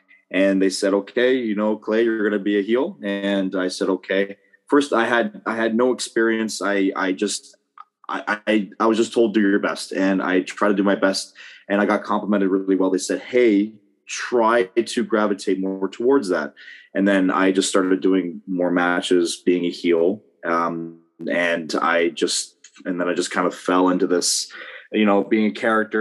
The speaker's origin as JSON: {"language": "English", "area": "Niagara", "region": "Ontario", "country": "Canada", "said": "I'm from Niagara"}